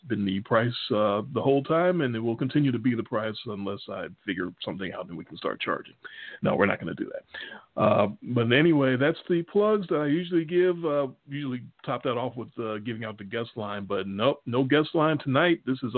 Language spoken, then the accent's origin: English; Chicago, Illinois, United States; accent: Chicago; We're from Chicago, obviously. You can tell by our accents, our Chicago accents.